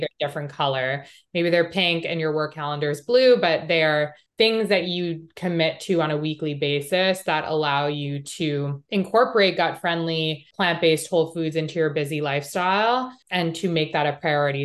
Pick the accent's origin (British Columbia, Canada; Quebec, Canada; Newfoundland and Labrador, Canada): Quebec, Canada; Montreal; moved away; I grew up in Canada. I grew up in Montreal